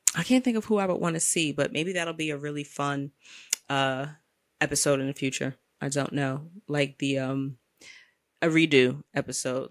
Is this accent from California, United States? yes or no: no; New York City, New York, United States; as a New Yorker